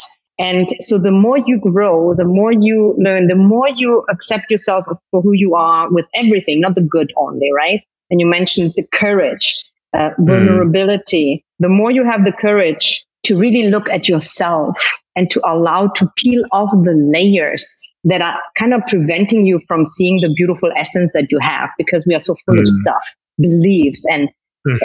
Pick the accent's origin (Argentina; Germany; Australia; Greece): Germany; accent: German; moved away as an adult; also born or lived in Turks and Caicos; now in Dominican Republic; But I was born and I grew up in Germany. So that's why I have a German accent, but a Spanish name.